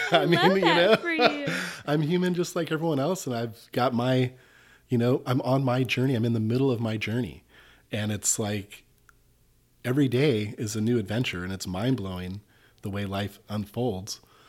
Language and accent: English; Malibu, California, United States; Well, I grew up in Southern California in Malibu. It was a beach life. Life of surfing.